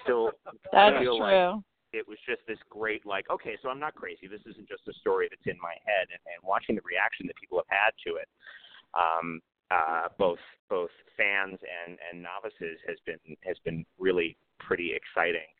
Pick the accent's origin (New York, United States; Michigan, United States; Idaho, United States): New York, United States; New York City; my background is I grew up in New York City